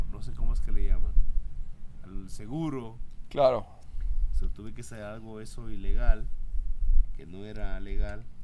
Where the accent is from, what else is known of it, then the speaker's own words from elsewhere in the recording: Mexico City, Mexico; accent: chilango; Ah, yo yo di el acento chilango en ese entonces.